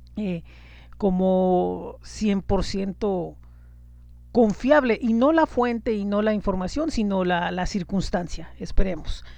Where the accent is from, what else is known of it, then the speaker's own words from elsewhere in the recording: Tijuana, Baja California, Mexico; mi ciudad natal, que es Tijuana